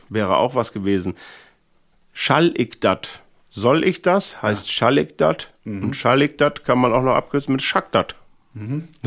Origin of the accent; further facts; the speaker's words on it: Thine, Lower Saxony, Germany; ich komme ja aus Tine, das ist ja bei äh, Alfhausen oder anders gesagt, Alfhausen ist natürlich bei Tine.